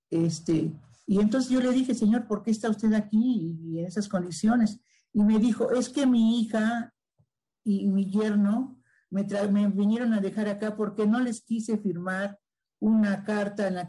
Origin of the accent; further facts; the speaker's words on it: Mexico City, Mexico; Del sur de la Ciudad de México, claro que sí. Pues este